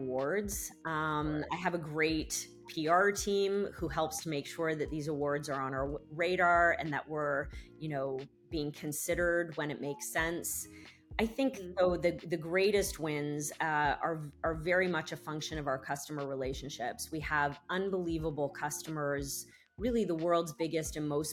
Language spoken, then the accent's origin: English; Canada; I'm Canadian